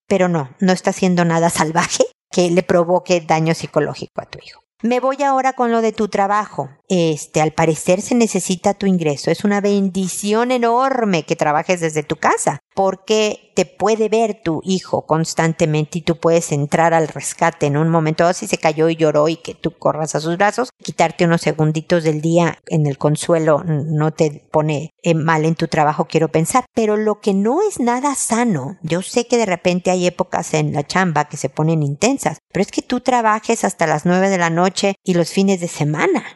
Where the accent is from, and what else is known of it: Mexico